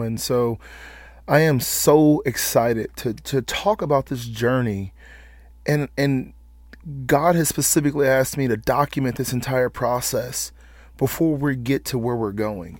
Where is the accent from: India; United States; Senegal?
United States; Atlanta, Georgia; moved away as an adult; now in Lexington, United States; we're all originally from Atlanta, Georgia